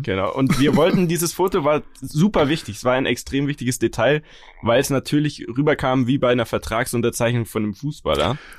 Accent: Munich, Bavaria, Germany; uns als Münchner

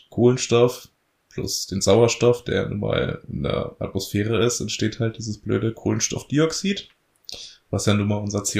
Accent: Lower Saxony, Germany; wir kommen aus der Elbmarsch und die Elbmarsch ist nun mal dadurch bestehend, dass schwere, schwere Tonböden haben, aber auch viel moorige Böden

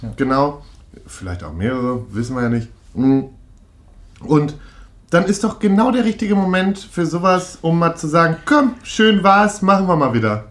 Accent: Münster, North Rhine-Westphalia, Germany; in der Nähe von Münster und das ist halt wirklich meine Geburtsstadt dann auch

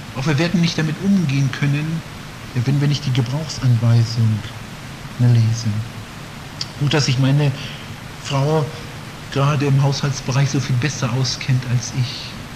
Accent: Northern Germany, Germany; in Norddeutschland, wo ich herkomme

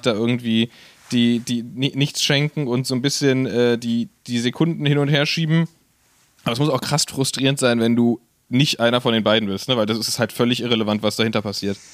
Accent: Berlin, Germany; als Berliner

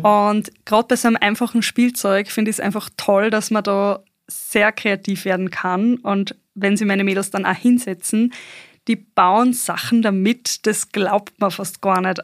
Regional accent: northern Bosnia, Bosnia & Herzegovina; moved away; ich komme ja ursprünglich aus Bosnien

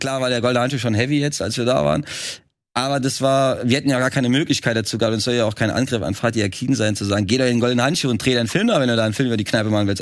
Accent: Trier, Rhineland-Palatinate, Germany; moved away as an adult; now in Berlin, Germany; Ich komme ja eigentlich aus Trier

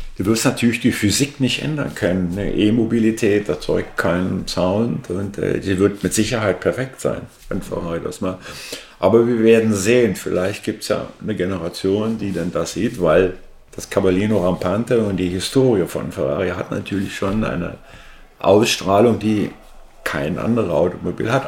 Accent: Berlin, Germany; moved away; wir haben über Berlin gesprochen, wo ich herkomme

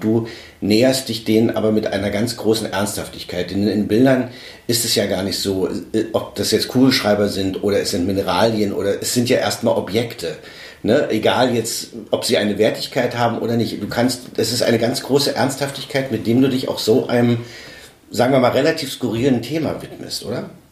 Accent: Weißwasser, Saxony, Germany; ich komme aus, aus Weißwasser

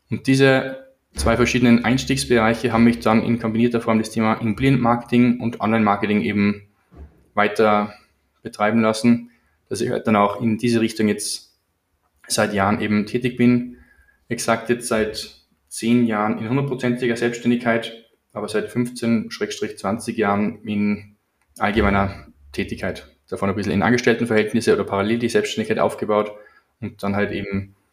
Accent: Salzburg, Austria; Ich bin geografisch betrachtet aus Salzburg, Österreich. Genauer gesagt 20 Minuten von der Stadt entfernt, aber jedenfalls auf der österreichischen Seite.

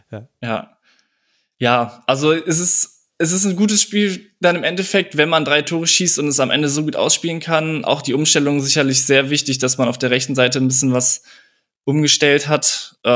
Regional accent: Cologne, North Rhine-Westphalia, Germany; Auch den kennt man ja als Kölner so ein bisschen besser.

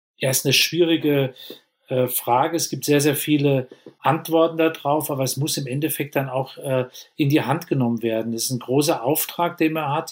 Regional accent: Germany; bei uns in Deutschland

